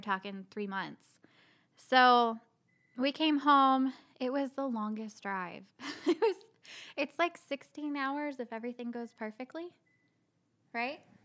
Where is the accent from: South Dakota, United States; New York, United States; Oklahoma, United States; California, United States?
Oklahoma, United States; Bartlesville; moved away as an adult; also born or lived in Tucson, Arizona / Frisco, Texas; now in Pawhuska, United States; we're both from Bartlesville